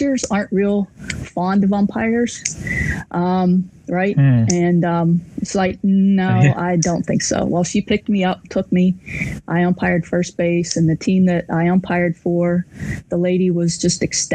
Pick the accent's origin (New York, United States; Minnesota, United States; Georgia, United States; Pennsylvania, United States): Pennsylvania, United States; Waynesburg; moved away as an adult; also born or lived in Morgantown, West Virginia / Champaign, Illinois; I grew up in Waynesburg, Pennsylvania, which is just 30 miles north of Morgantown